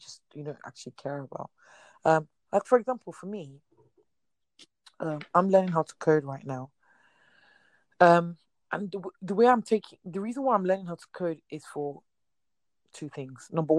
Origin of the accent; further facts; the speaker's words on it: Nigeria; I'm Nigerian